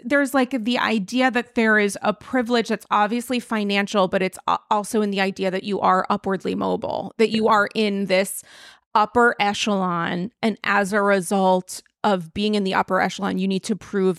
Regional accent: Rhode Island, United States; when I think suburban, I sort of think like my hometown in Rhode Island, like, you know, houses and stuff and like people not really necessarily talking to each other.

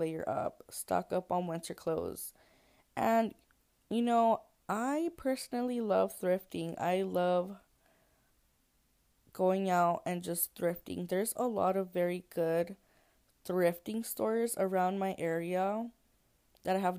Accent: Texas, United States; I'm from Texas, so it does not get that cold here in Texas

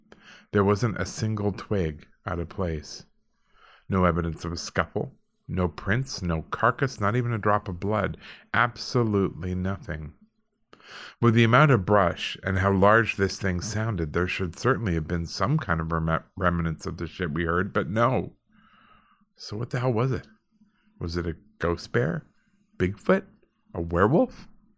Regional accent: Alberta, Canada; I grew up in Alberta, you know, and we were pretty close to a lot of rural people, and they just didn't lock their doors.

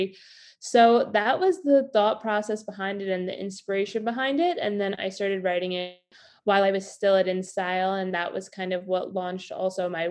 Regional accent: New York, United States; I'm from New York originally

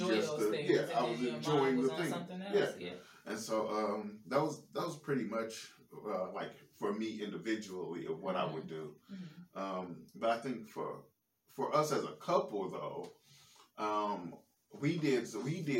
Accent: St. Louis, Missouri, United States; I'm from St. Louis

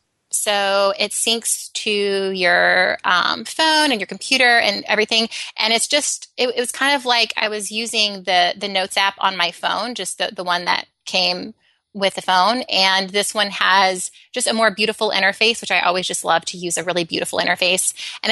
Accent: Alabama, United States; So I grew up in Alabama

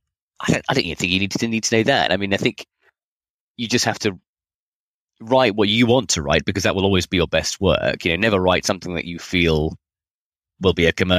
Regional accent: United Kingdom; now in Australia; I'm not Australian, I'm British, but I just live here

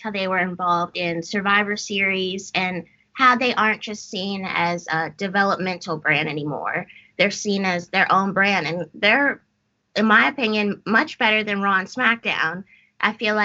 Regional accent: Las Vegas, Nevada, United States; So I was born and raised in Las Vegas

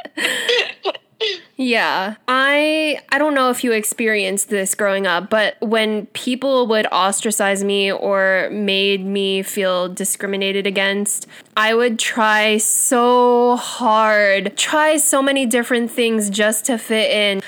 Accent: United States; accent: American; first language English; I was born here and raised here

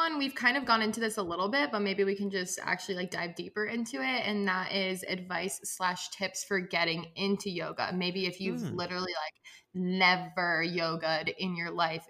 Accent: the South, United States; raised Catholic. I was raised religious by both of my parents. And also like I was raised in the South.

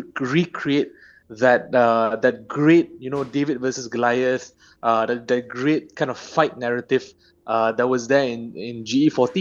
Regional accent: Malaysia; as a Malaysian, who's staying in the country domestically

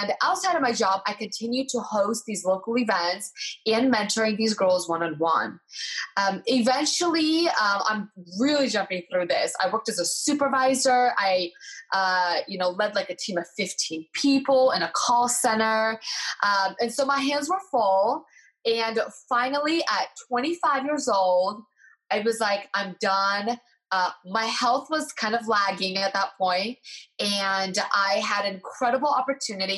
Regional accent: United States; also born or lived in Eastern Europe; I was born in Eastern Europe. I came to America. I was 5 years old.

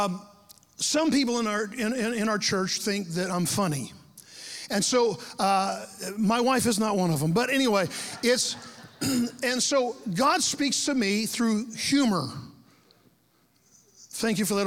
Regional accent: Lake Mary, Florida, United States; now in Ocala, United States; when I was a kid growing up in Lake Mary, Florida, down by Orlando

